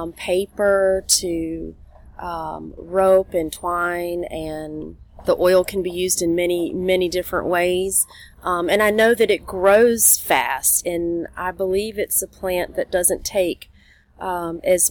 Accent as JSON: {"language": "English", "region": "South Carolina", "country": "United States", "said": "I'm from South Carolina"}